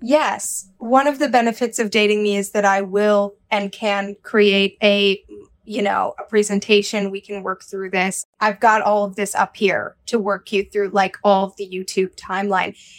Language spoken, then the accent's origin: English; Minnesota, United States; now in New York City, United States; I also identify as a Minnesotan. and as a Midwesterner, okay? I was born in Minnesota